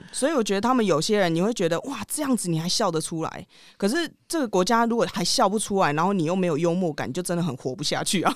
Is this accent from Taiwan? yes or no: yes; Taiwan; now in India; 我们台湾人